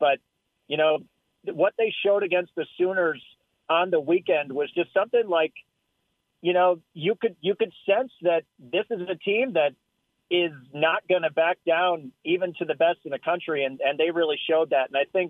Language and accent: English; Franklin, Wisconsin, United States; also born or lived in Tallahassee, Florida; Wisconsin area. I'm from Milwaukee, a little suburb outside of there called Franklin.